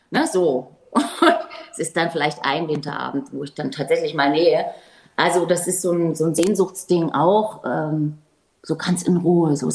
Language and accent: German; Germany; ich komme hier aus der DDR